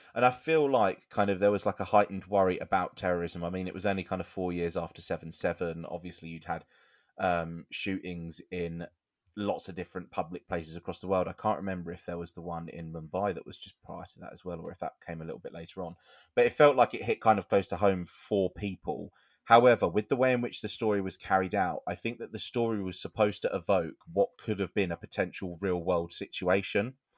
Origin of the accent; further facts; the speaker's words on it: United Kingdom; we're British.